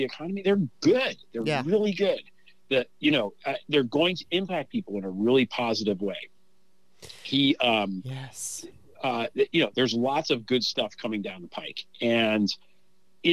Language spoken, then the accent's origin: English; United States; my faith in us as an American people is not wavering